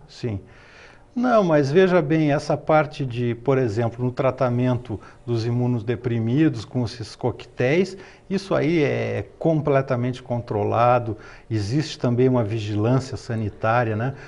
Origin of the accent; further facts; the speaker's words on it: Porto Alegre, Rio Grande do Sul, Brazil; also born or lived in France / Caçador, Santa Catarina; now in Florianópolis, Brazil; o meu pai foi estudar em Porto Alegre, casou com uma gaúcha e eu nasci lá